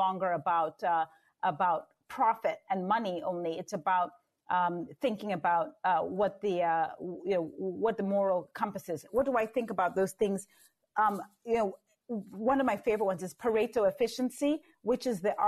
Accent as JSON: {"language": "English", "country": "Zambia", "tie": "born or raised there", "said": "born and raised in Zambia"}